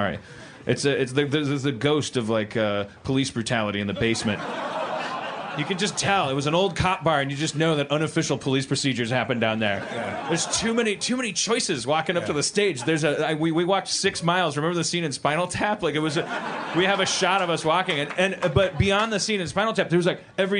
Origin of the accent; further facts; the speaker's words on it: Milwaukee, Wisconsin, United States; now in Los Angeles, United States; I'm from Milwaukee